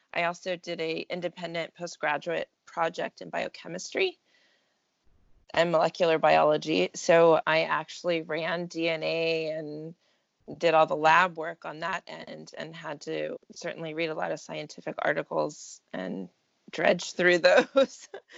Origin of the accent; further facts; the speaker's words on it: Texas, United States; born there; also born or lived in California / Italy; now in Oregon, United States; So I am currently in Oregon, near Salem. Okay. And I've lived in California before that. I've lived in Italy for a few years and born in Texas. So kind of a bit of everywhere.